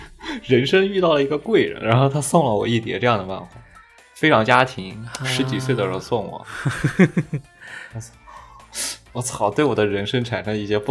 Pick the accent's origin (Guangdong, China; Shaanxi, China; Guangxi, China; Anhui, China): Anhui, China; 安徽那边